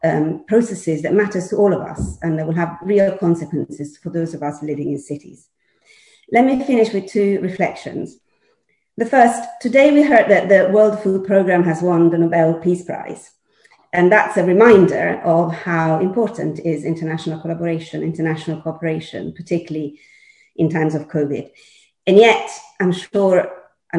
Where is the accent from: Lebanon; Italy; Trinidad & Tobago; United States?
Italy; Milan, Lombardy; moved away as an adult; now in London, United Kingdom; I'm Milanese, born and bred